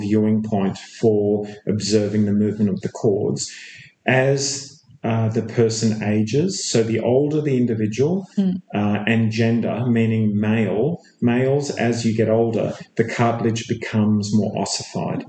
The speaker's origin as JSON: {"language": "English", "town": "Perth", "region": "Western Australia", "country": "Australia", "tie": "born or raised there", "also_born_or_lived": "Melbourne, Australia / Chicago, United States / England", "moved": "as an adult", "lives_now": "Sydney, Australia", "said": "I was born in Perth, Australia. Uh, I spent um, uh, some time initially graduating in Perth, Australia, back in the mid '80s."}